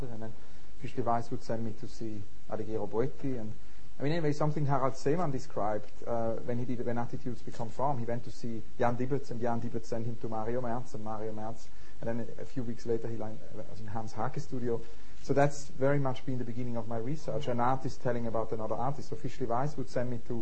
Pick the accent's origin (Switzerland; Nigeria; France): Switzerland; St. Gallen; moved away; also born or lived in Zurich; I grew up in Switzerland, very near the library of St. Gallen